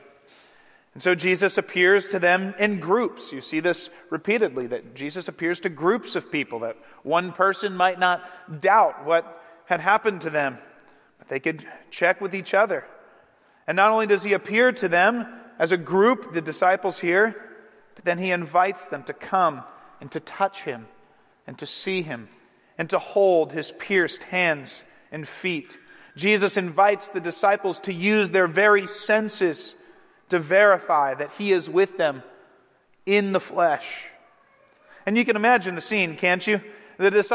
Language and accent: English; Cleveland, Ohio, United States; growing up in Cleveland, I was watching LeBron James